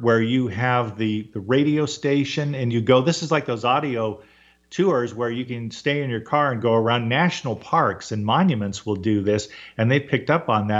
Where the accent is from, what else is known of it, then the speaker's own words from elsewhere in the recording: Orange County, California, United States; I grew up in Orange County, 7 miles from Disneyland